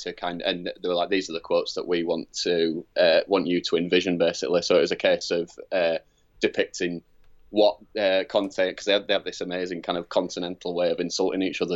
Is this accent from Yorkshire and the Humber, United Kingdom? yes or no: yes; Leeds, Yorkshire and the Humber, United Kingdom; now in London, United Kingdom; I'm from Leeds originally and then moved down to London